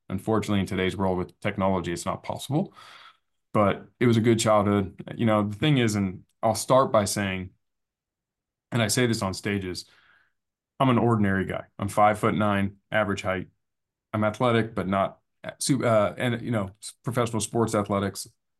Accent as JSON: {"language": "English", "town": "San Diego", "region": "California", "country": "United States", "tie": "born or raised there", "said": "So growing up in Scripps Ranch was fun because in San Diego, it's filled with trees and it's like our version of country living in a big city."}